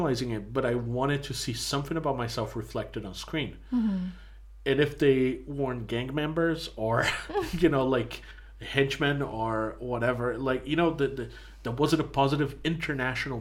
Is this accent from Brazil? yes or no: yes; Brazil; moved away; growing up in Brazil